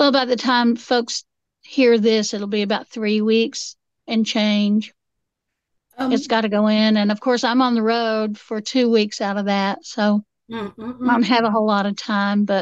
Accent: Appalachia, United States; I'm Appalachian.

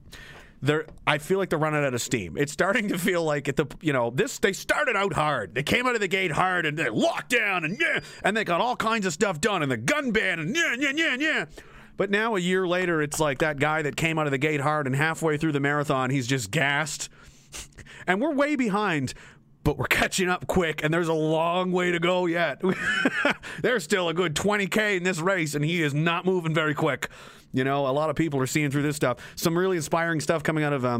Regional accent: Pictou County, Nova Scotia, Canada; This is my home area. I'm from Pictou County

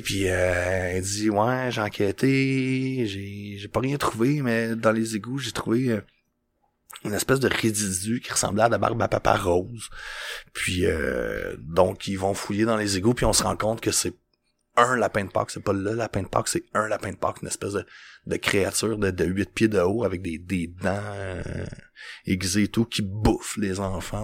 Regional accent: Joliette, Quebec, Canada; quand j'étais jeune à Joliette

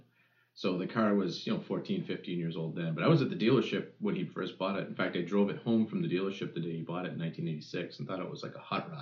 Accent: United States; growing up in America in the station wagon

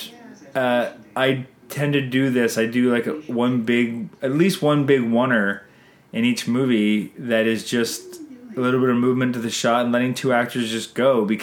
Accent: Canada; we're Canadian filmmakers

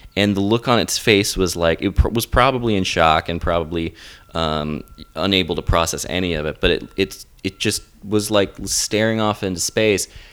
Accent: the South, United States; I'm from the South

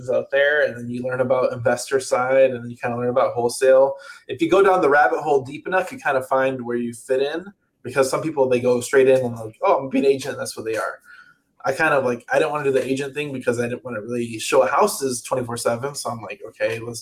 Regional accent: outside Chicago, Illinois, United States; also born or lived in Atlanta, Georgia; now in California, United States; I live in California. I grew up outside Chicago. I lived in Atlanta for 6 years, and I've been in California for two

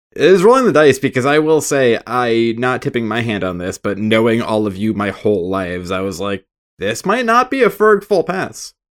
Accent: United States; I am American

